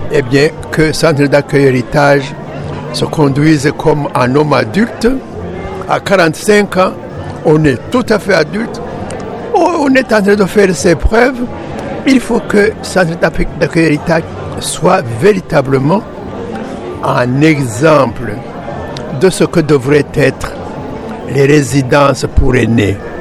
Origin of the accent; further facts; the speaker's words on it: Burundi; now in Canada; Je suis originaire du Burundi